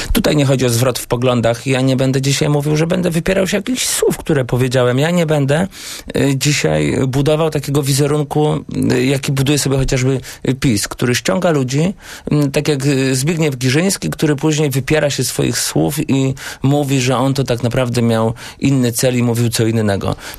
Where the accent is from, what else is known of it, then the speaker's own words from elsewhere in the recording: Błaszki, Łódź Voivodeship, Poland; u nas w Błaszkach, gdzie byłem radnym